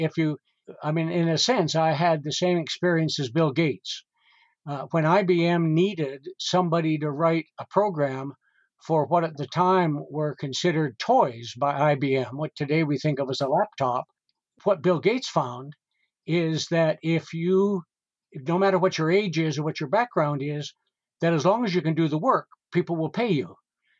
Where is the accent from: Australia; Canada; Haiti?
Canada; Western Canada; I grew up at a time, got to remember, I grew up in Western Canada, so I was not in any way schooled in a proper way.